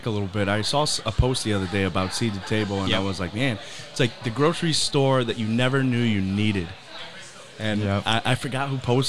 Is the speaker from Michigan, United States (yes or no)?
yes; Michigan, United States; we had a dirt road, I'm from Michigan, but we used to jump the railroad tracks in Michigan